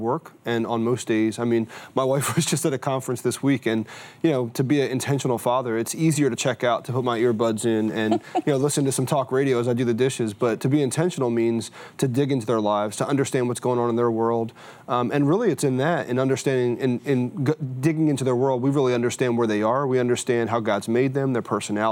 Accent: New Jersey, United States; I was raised in South Jersey in a very rural community

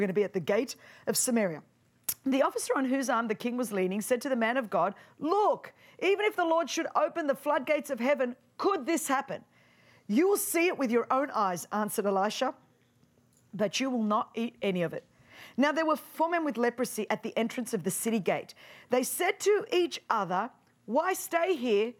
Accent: Sydney, New South Wales, Australia; I'm from the land down under, Sydney, Australia

